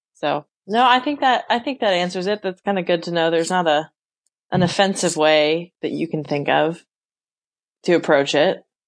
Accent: Western Oregon, United States; I grew up in Western Oregon

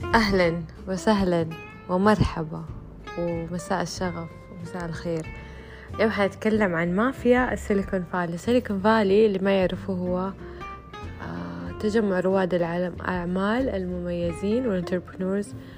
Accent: Saudi Arabia; عندنا في السعودية

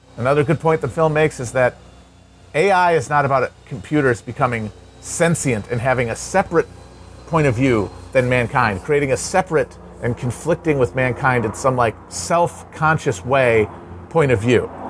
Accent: Midwest, United States; growing up in the Midwest

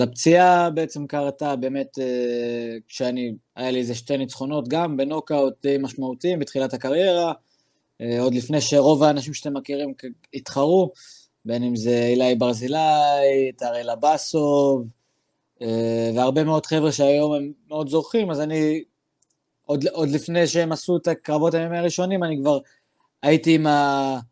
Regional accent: Daliyat al-Karmel, Haifa District, Israel; אני דרוזי מדאלית אל כרמל

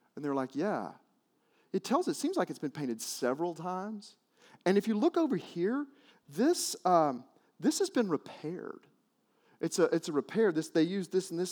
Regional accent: Arkansas, United States; I grew up in Arkansas

